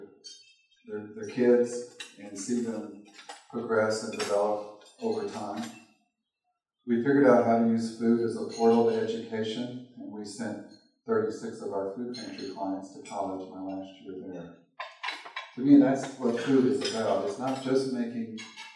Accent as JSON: {"language": "English", "region": "Arkansas", "country": "United States", "moved": "yes", "lives_now": "Las Vegas, United States", "said": "you can tell I'm from the South, Arkansas"}